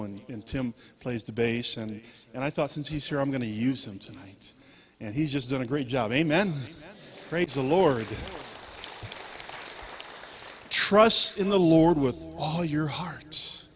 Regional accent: California, United States; also born or lived in Colorado Springs, Colorado; We're from California, you know. We live in San Diego, California

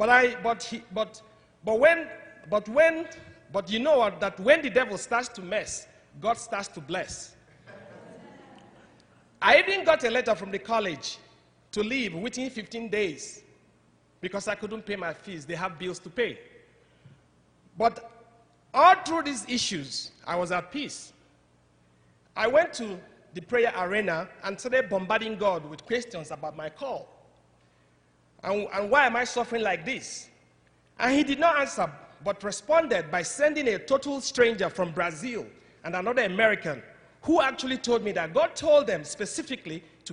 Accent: Nigeria; English is a second language; moved away as an adult; also born or lived in Zambia / Zimbabwe; now in United States; I'm from Nigeria, West Africa. I'm Igbo by tribe

